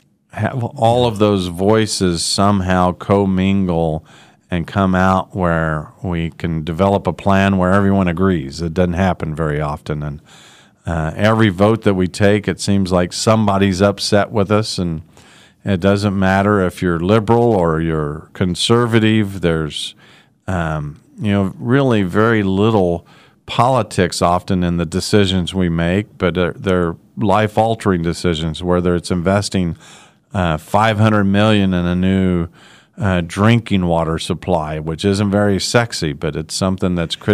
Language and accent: English; Wichita, Kansas, United States; I grew up in Wichita and love this city